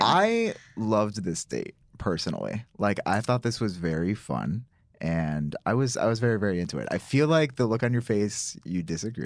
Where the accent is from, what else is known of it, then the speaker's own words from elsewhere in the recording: Syracuse, New York, United States; I'm from Syracuse, uh, which is upstate New York